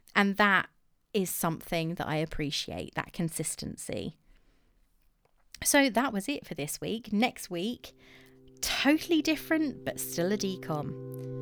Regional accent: England, United Kingdom; I'm English

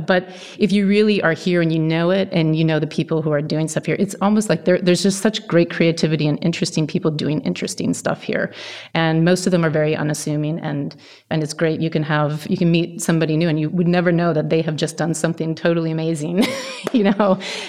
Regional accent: Pacific Northwest, United States; just by growing up in the Northwest.

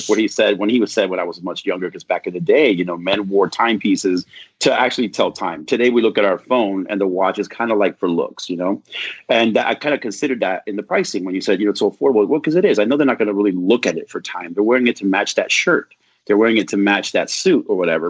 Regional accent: Southern California, United States; I grew up in Southern California

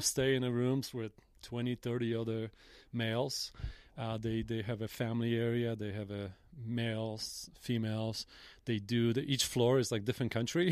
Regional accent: Jelenia Góra, Lower Silesian Voivodeship, Poland; in Poland, and I grew up in Jelenia Góra

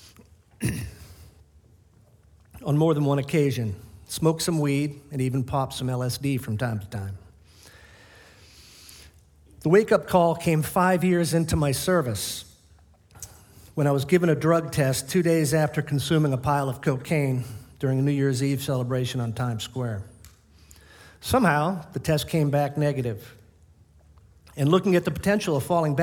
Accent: Boston, Massachusetts, United States; Born in the South, as you can tell by my accent, South Boston

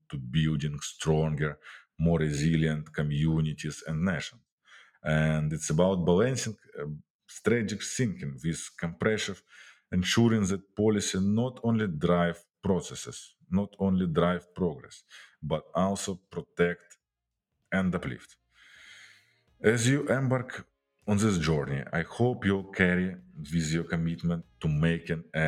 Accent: Ukraine; my home country, Ukraine

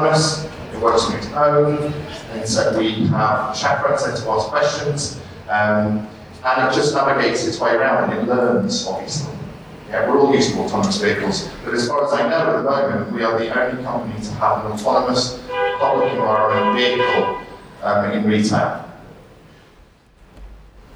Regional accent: Sheffield, Yorkshire and the Humber, United Kingdom; moved away as an adult; So I was born in Sheffield in 1974

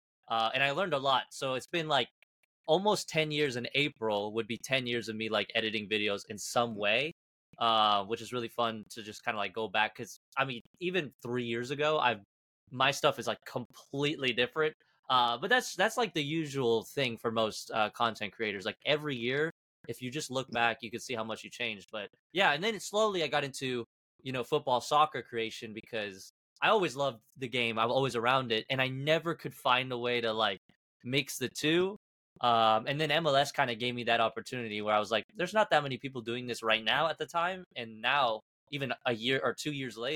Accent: Kansas, United States; also born or lived in Argentina; I was born in Argentina, moved to Kansas as a kid.

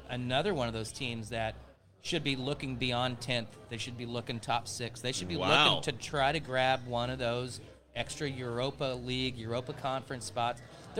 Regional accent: United States; But I'm an American. and I wasn't born there

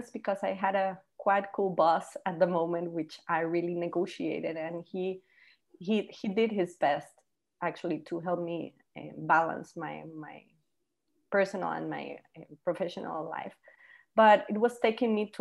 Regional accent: Costa Rica; first language Spanish; English is a second language; now in Panama; I live in Panama, as you mentioned, but I'm actually from Costa Rica

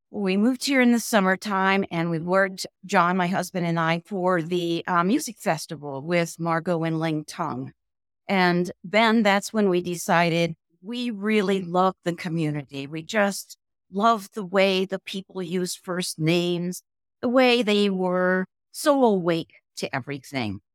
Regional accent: Cincinnati, Ohio, United States; moved away as an adult; also born or lived in Toledo, Ohio / Wyoming; now in Jackson, United States; I was raised mostly in Ohio, born in Toledo, uh, lived mostly in Cincinnati

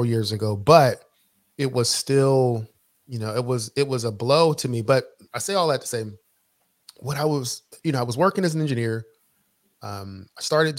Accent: Philadelphia, Pennsylvania, United States; originally I'm from Philadelphia, grew up, in the inner city of Philadelphia.

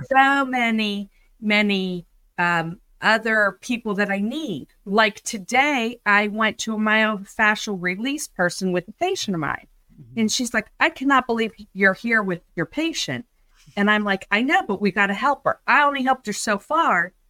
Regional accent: Pittsburgh, Pennsylvania, United States; So I'm from Pittsburgh, Pennsylvania, and that's where I practice

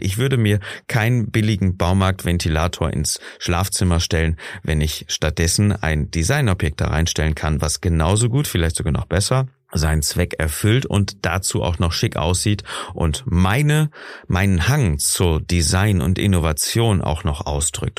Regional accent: Germany; bei uns in Deutschland

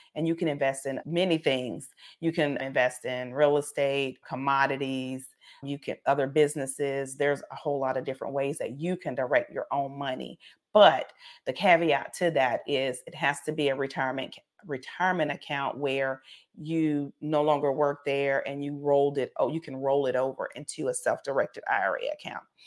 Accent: South Carolina, United States; I'm from, I'm from South Carolina

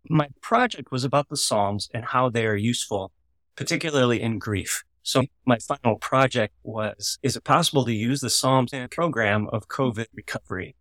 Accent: Missouri, United States; I grew up in Missouri

